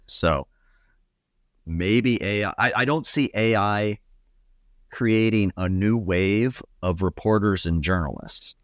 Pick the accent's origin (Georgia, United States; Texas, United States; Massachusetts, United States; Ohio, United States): Ohio, United States; moved away; my home state of Ohio where my dad still gets the local newspaper.